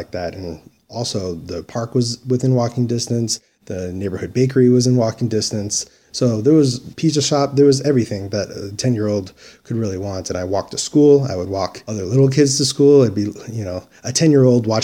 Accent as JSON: {"language": "English", "town": "Dearborn", "region": "Michigan", "country": "United States", "tie": "born or raised there", "moved": "as an adult", "lives_now": "Mesa, United States", "said": "Dearborn, Michigan, which actually the home that I grew up in was only a couple blocks away from Detroit city limits"}